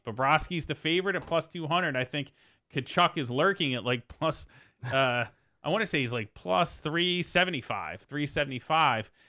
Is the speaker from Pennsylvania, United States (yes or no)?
yes; Philadelphia, Pennsylvania, United States; I'm, I'm from Philadelphia.